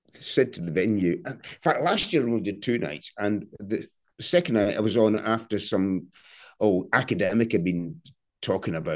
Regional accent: Glasgow, Scotland, United Kingdom; I'm already 62 and I'm from Glasgow

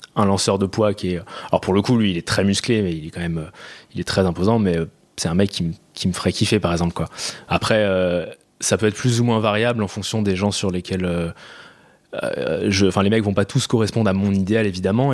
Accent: Paris region, Île-de-France, France; J'ai grandi en région parisienne, banlieue proche

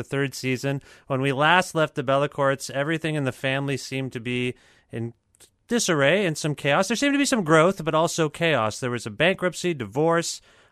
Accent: Canada; I'm Canadian

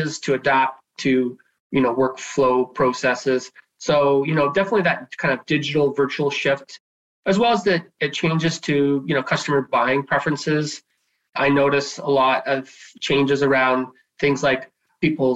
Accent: Nanaimo, British Columbia, Canada; I am from Nanaimo, born and raised here on Vancouver Island.

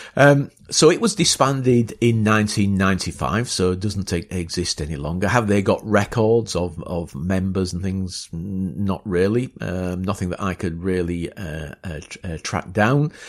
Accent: Beverley, Yorkshire and the Humber, United Kingdom; I'm from East Yorkshire, and, uh, uh, went to school in Beverley

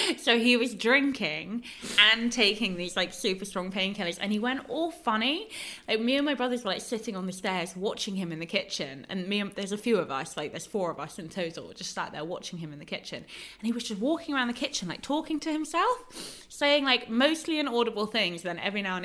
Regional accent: London, United Kingdom; I'm a Londoner

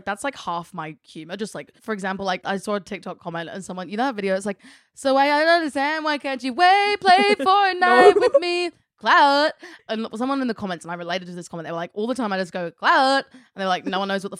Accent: United Kingdom; I actually think we have because we're British.

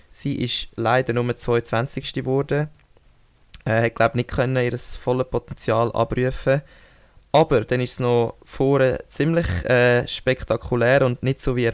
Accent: Switzerland; Als Schweizer kommt es mir und uns schon entgegen, aber es sie tut mir auch irgendwie mega leid.

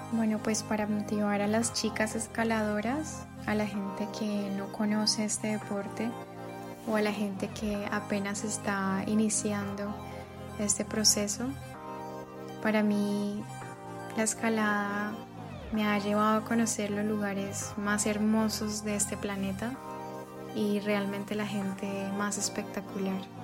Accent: Bucaramanga, Santander, Colombia; soy de Bucaramanga, Santander.

